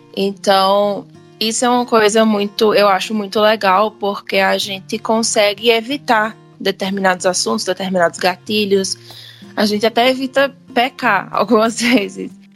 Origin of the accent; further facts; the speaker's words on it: Pernambuco, Brazil; eu sou de Pernambuco